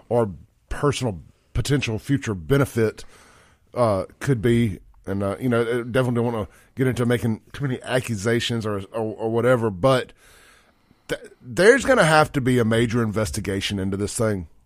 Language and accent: English; Jackson, Mississippi, United States; growing up in South Jackson